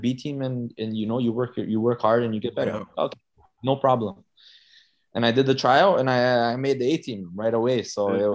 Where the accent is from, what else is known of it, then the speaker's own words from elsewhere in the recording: Brampton, Ontario, Canada; also born or lived in Toronto, Canada; I grew up in Toronto, North York area. Yeah. And then I moved to Brampton when I was like 6 years old